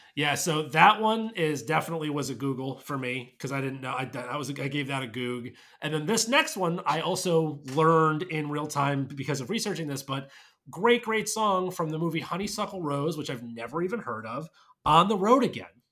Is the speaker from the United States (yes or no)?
yes; New York, United States; as a New Yorker